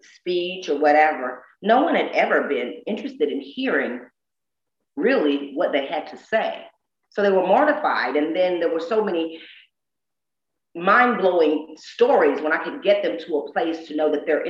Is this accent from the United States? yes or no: yes; the South, United States; I'm so deep from the South.